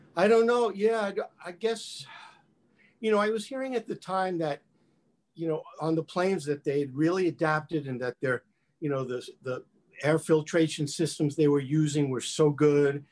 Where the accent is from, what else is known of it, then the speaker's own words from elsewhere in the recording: New York, United States; growing up in New York